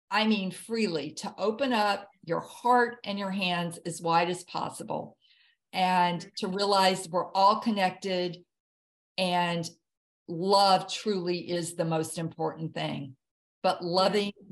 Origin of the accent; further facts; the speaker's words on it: the South, United States; I grew up in the South and it was soul food and it was soul music.